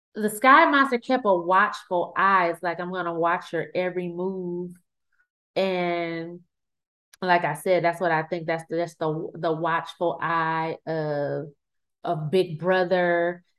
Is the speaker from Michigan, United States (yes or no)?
yes; Flint, Michigan, United States; I'm from Flint, Michigan